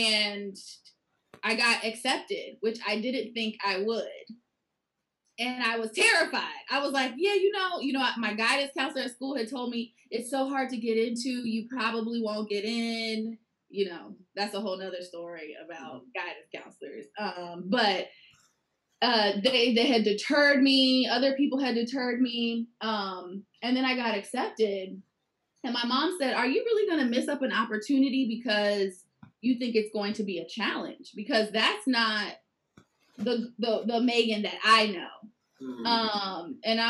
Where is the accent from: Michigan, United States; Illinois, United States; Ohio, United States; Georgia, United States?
Georgia, United States; Atlanta; born there; I was born in Atlanta, Georgia. I very much moved all over the place, which was challenging at the time